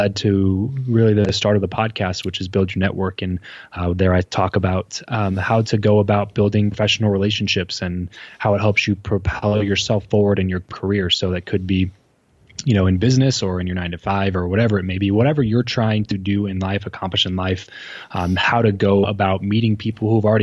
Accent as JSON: {"language": "English", "region": "Southern California", "country": "United States", "tie": "born or raised there", "said": "So I am from Southern California, grew up, born and raised here."}